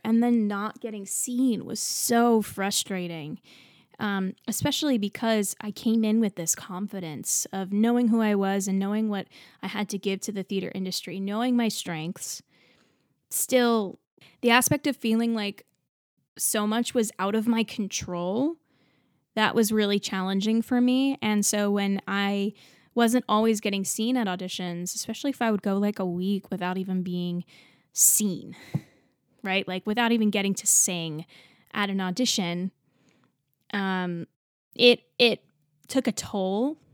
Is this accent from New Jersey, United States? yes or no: yes; New Jersey, United States; also born or lived in Texas; I grew up in New Jersey